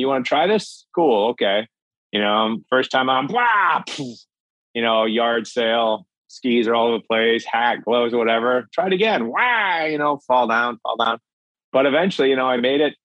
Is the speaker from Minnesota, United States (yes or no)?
yes; Minnesota, United States; I grew up in Minnesota, land of 10,000 lakes.